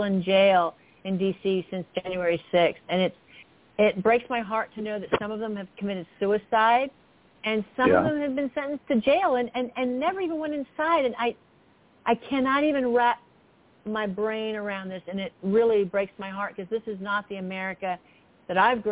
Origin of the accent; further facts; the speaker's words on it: Florida, United States; I'm from Florida as well.